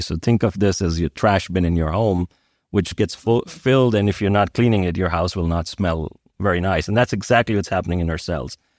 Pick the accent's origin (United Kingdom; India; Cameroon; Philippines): India; also born or lived in United States; now in Switzerland; I grew up in India